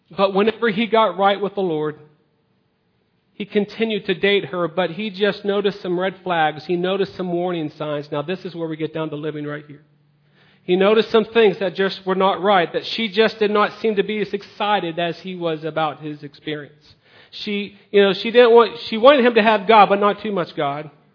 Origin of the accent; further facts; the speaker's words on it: United States; We as American citizens